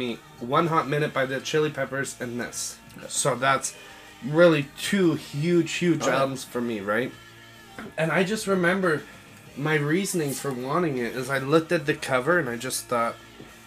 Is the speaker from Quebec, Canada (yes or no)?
no; Ontario, Canada; moved away; moved back to Ontario, to my hometown for a few months